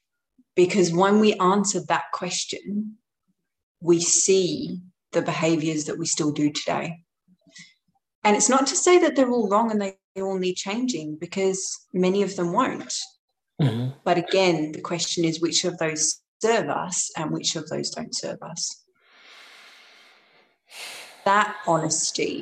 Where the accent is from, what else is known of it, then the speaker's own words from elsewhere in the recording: London, United Kingdom; I grew up in London and in East London